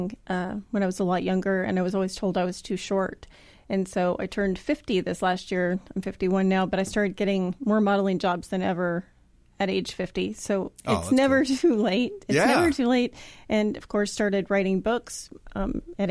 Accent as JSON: {"language": "English", "region": "Kansas", "country": "United States", "tie": "born or raised there", "moved": "as an adult", "lives_now": "Tampa, United States", "said": "I grew up in Kansas, moved here about 9.5 years ago"}